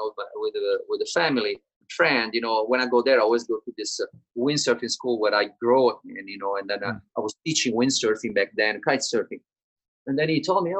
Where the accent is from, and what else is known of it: Italy; born or raised there; English is a second language; moved away as an adult